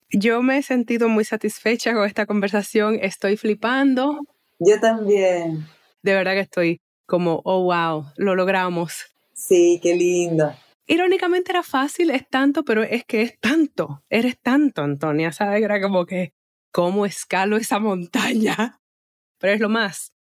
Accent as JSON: {"language": "Spanish", "country": "Chile", "said": "Así como bien chilena me quedo."}